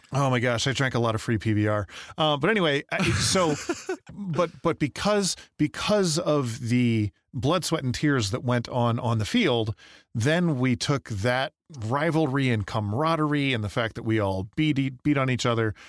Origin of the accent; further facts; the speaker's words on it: Michigan, United States; now in Idaho, United States; growing up in Michigan, I, I was there in middle school and high school